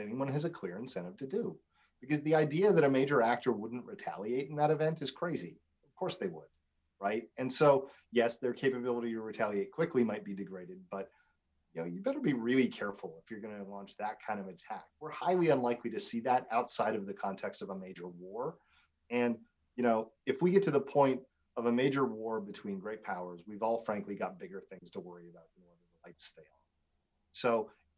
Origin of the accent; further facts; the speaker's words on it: Saskatchewan, Canada; now in United States; I grew up in Saskatchewan in a very rural place